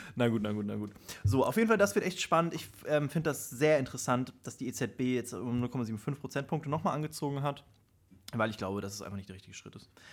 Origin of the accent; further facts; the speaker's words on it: Germany; bei uns in Deutschland